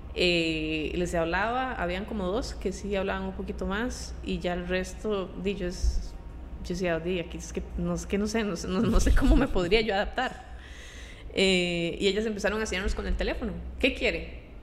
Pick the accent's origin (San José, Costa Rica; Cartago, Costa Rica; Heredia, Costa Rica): San José, Costa Rica; Pavas; moved away as an adult; also born or lived in Lyon, France / Paris, France / China; vengo de Pava